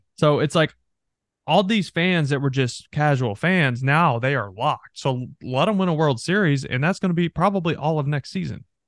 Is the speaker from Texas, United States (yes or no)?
yes; North Texas, United States; moved away; North Texas, where I'm from